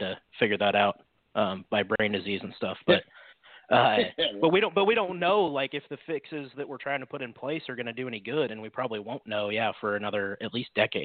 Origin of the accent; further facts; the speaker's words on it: Newton, Iowa, United States; I'm from Newton, Iowa